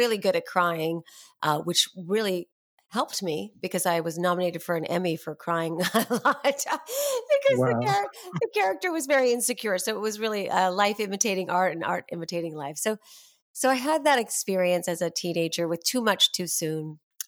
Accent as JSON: {"language": "English", "town": "New York City", "region": "New York", "country": "United States", "tie": "born or raised there", "said": "I started out as I was born and raised in New York City, and both my parents were actors, but they stopped really professionally acting by the time I was born."}